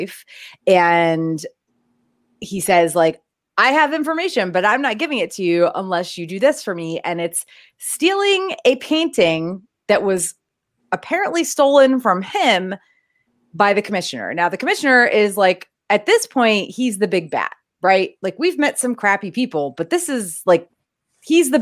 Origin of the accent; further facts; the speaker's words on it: New England, United States; I grew up in New England